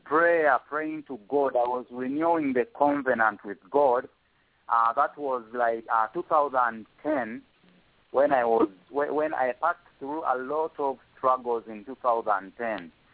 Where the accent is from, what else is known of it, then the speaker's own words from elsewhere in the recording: Uganda; first language Luganda; English is a second language; my native language, Luganda